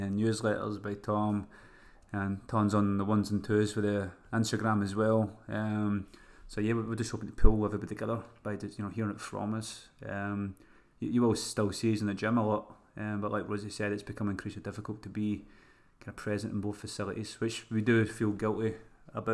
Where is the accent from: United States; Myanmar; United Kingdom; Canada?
United Kingdom; Scotland; accent: Scottish